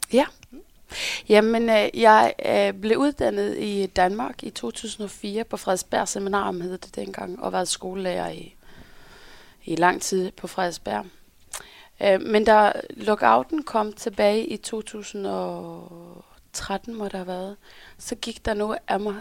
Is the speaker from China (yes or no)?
no; Norway; accent: Norwegian; Danish is a second language; now in Denmark; jeg kommer fra Norge